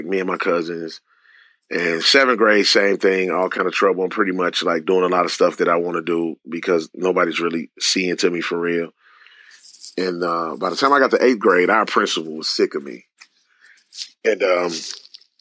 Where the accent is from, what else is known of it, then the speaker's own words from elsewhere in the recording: St. Louis, Missouri, United States; also born or lived in Greenwood, Mississippi; I grew up in the inner city of St. Louis in a single-parent home